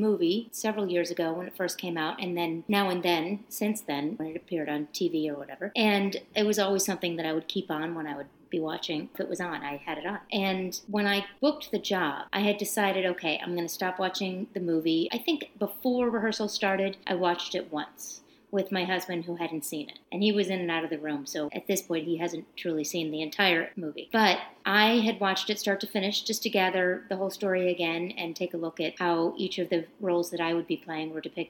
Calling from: Grafton, Illinois, United States; I'm calling from Grafton, Illinois.

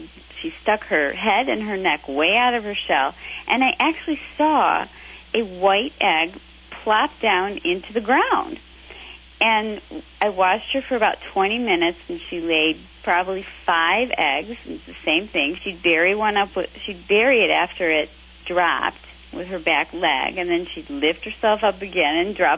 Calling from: West Bloomfield, Michigan, United States; I'm calling from West Bloomfield, Michigan, about an hour outside of Detroit.

